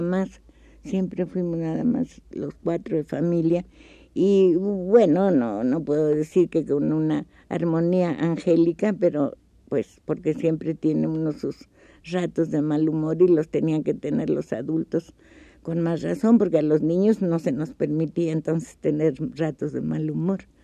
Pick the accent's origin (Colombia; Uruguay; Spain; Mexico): Mexico; Mexico City; also born or lived in Durango; yo cumplí un año de edad ya aquí en el Distrito Federal. Por lo tanto, pues yo me considero de feña, porque toda mi vida he vivido aquí